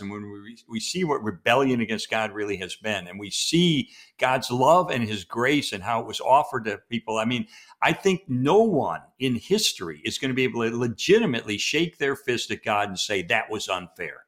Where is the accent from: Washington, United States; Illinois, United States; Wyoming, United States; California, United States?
Illinois, United States; Chicago; we're both from Chicago